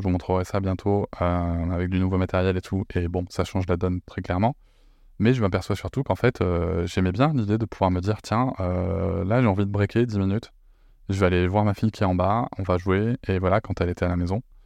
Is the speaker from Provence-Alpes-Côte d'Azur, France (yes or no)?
no; Bordeaux, Nouvelle-Aquitaine, France; je suis bordelais, mais visiblement, j'ai un côté marseillais qui ressort